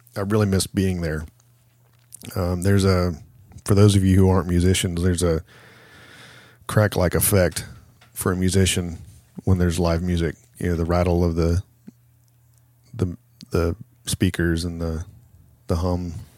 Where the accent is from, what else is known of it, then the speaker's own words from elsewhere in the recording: Chillicothe, Ohio, United States; I need to do a show in my hometown